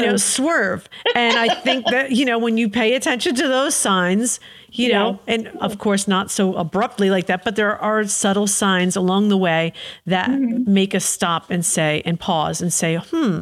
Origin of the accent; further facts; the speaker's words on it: Paterson, New Jersey, United States; I was born in Paterson, New Jersey.